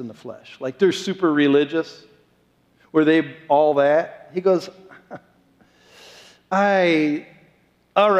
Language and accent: English; Columbus, Ohio, United States; moved away; I grew up as a little kid. I'm talking like 5 years old, 10 miles away from the Ohio State Stadium.